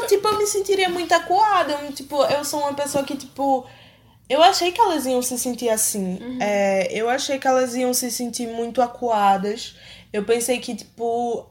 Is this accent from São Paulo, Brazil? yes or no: no; Recife, Pernambuco, Brazil; eu vivi a minha vida toda em Recife